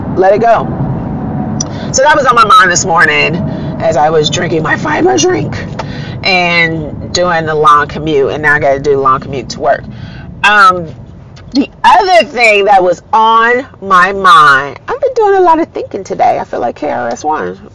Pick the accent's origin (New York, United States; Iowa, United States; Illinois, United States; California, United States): Illinois, United States; Chicago; I am a very proud Black American, born and raised in Chicago